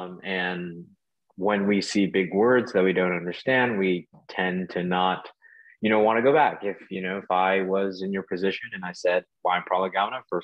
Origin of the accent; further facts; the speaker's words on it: New York City, New York, United States; moved away as an adult; now in Sanford, United States; I'm from New York City originally, and moved down to Sanford, Florida to attend college